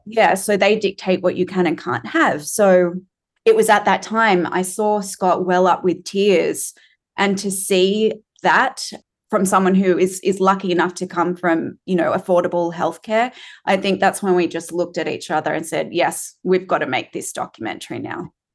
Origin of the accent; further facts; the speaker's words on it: Australia; as an Australian